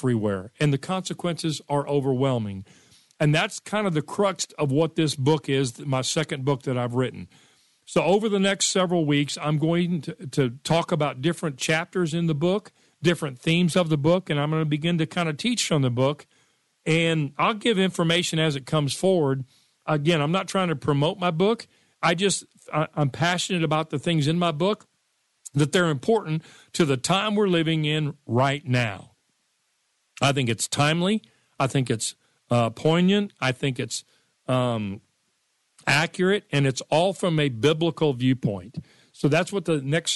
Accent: United States; I was born and raised in America.

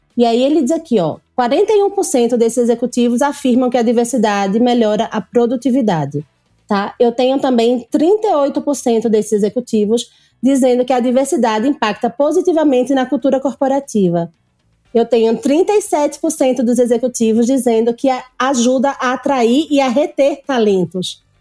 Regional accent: Northeast Region, Brazil; eu sou nordestina. Eu fiz faculdade no Nordeste. A minha faculdade eu fiz Católica de Pernambuco

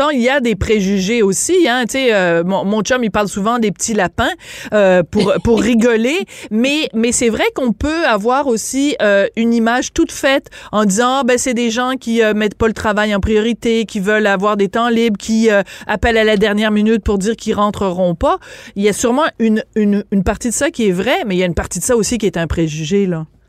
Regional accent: France; accent: French (from France); now in Quebec, Canada; mon accent français

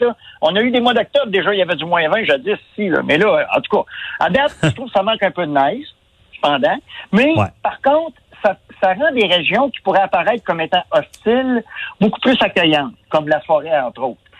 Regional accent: Quebec, Canada; on est des Québécois, on est, on est des Nordiques

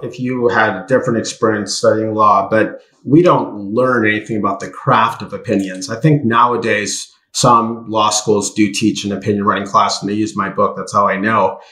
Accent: United States; I'm American

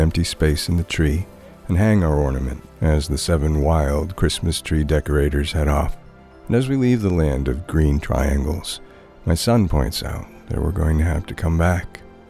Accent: Thornton, New Hampshire, United States; my hometown of Thornton.

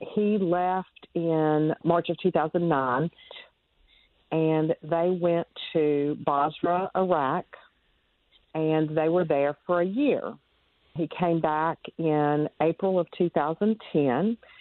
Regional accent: North Carolina, United States; I am from North Carolina, born and raised, lived here all my life

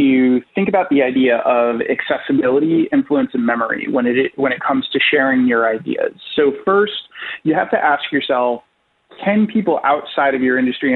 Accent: Rhode Island, United States; now in New York, United States; I am originally from Rhode Island, and in Rhode Island, it's a very, very small state in the union, so everybody kind of knows everybody

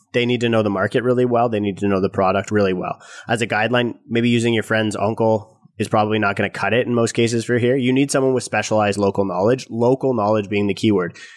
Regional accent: Canada; us as Canadian real estate investors

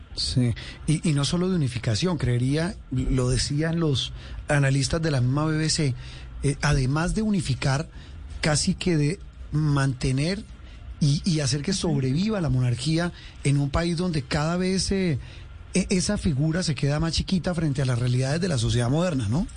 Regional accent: Colombia; en un país como el nuestro

